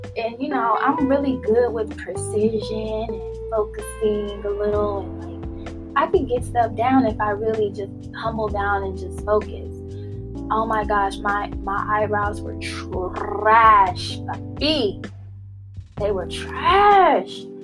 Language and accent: English; Los Angeles, California, United States; moved away as an adult; now in Las Vegas, United States; I was born and raised in Los Angeles